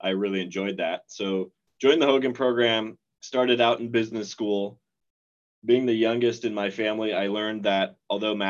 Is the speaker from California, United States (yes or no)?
no; Nebraska, United States; moved away as an adult; also born or lived in Spokane, Washington; now in Seattle, United States; I grew up in Nebraska